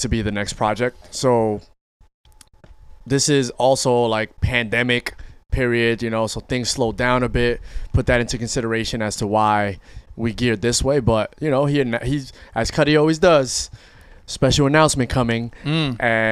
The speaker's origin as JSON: {"language": "English", "town": "New York City", "region": "New York", "country": "United States", "said": "We from the Bronx together"}